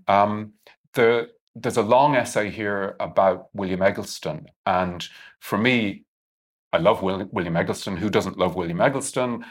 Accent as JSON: {"language": "English", "country": "Ireland", "said": "I'm Irish"}